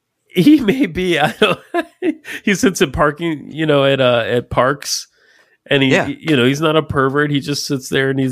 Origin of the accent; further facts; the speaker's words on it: the South, United States; also born or lived in Georgia / Tennessee; I am from the South.